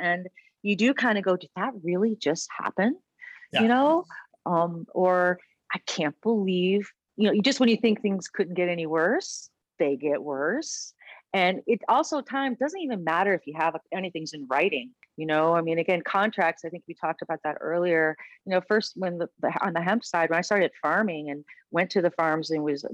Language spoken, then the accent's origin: English; Bloomfield Hills, Michigan, United States; moved away as an adult; also born or lived in Florida / Aspen, Colorado; now in Denver, United States; I grew up in Bloomfield Hills, Michigan, went to a convent